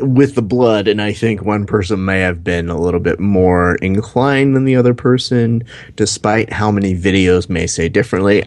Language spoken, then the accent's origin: English; United States; I'm fucking American